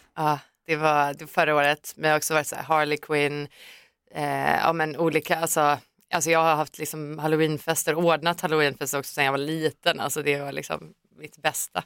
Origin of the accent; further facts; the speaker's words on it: Finland; now in Stockholm, Sweden; den svenska populärkulturen som man var uppväxt med